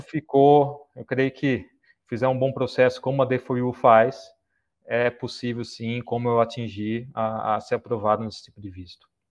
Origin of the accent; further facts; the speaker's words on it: Brazil; moved away as an adult; now in Saudi Arabia; Eu saí do Brasil há dois anos e meio.